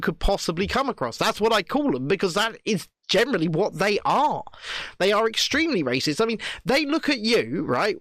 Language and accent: English; England, United Kingdom; I'm an Englishman